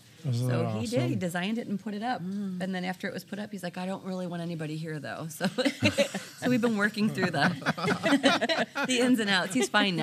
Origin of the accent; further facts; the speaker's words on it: Griffith, Indiana, United States; also born or lived in Valparaiso, Indiana / Three Oaks, Michigan; I grew up in Griffith.